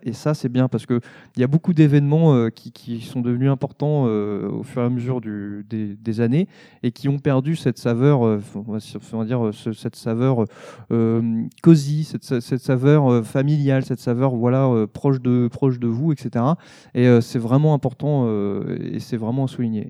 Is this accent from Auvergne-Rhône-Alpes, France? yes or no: yes; Savoy, Auvergne-Rhône-Alpes, France; moi, je suis savoyard.